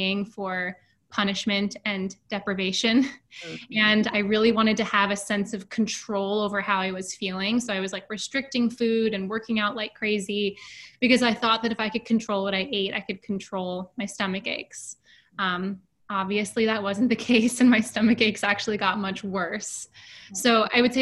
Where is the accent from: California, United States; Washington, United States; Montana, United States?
Washington, United States; Seattle; moved away as an adult; now in New York City, United States; I was born and raised in Seattle, actually, and I moved to New York pretty much right after college